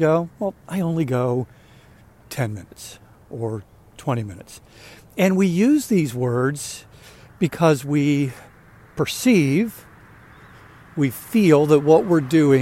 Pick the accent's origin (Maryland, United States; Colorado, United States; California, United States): Maryland, United States; I grew up in Maryland, lived outside of Baltimore most of my life